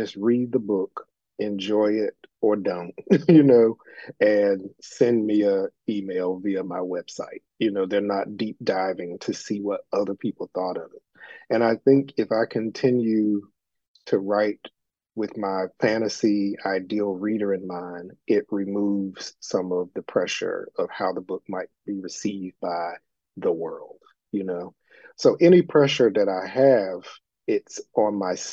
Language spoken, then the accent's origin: English; Elizabeth City, North Carolina, United States; my hometown of Elizabeth City, North Carolina